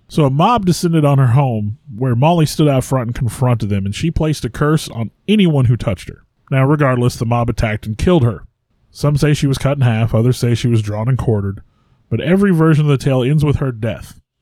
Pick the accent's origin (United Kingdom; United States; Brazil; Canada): United States; Missouri; I'm from Missouri